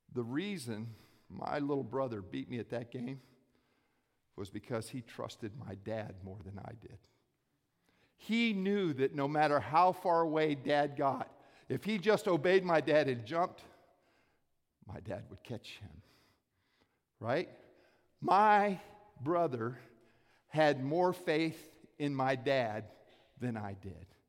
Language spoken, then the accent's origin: English; Lake Worth, Florida, United States; I grew up in South Florida, Palm Beach County, a little place called Lake Worth